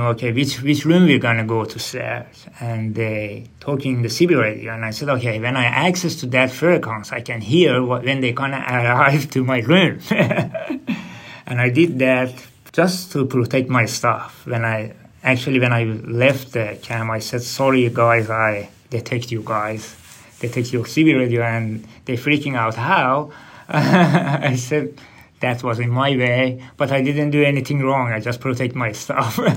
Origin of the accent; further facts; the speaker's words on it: Tehran, Tehran Province, Iran; English is a second language; moved away as an adult; also born or lived in Indonesia / Christmas Island / Sydney; now in Australia; I'm from Iran, uh, capital city Tehran